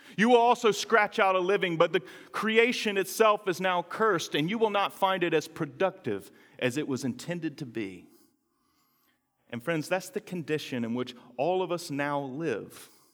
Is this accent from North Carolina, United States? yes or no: yes; North Carolina, United States; moved away; that little garden of Eden called North Carolina, which is where I'm from